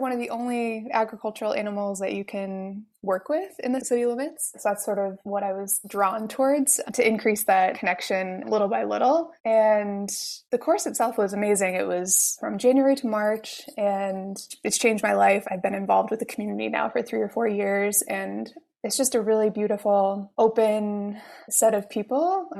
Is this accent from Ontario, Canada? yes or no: no; Montreal, Quebec, Canada; Canada, Montreal. And so really since then, I've lived in a big metropolitan area since I first left my hometown.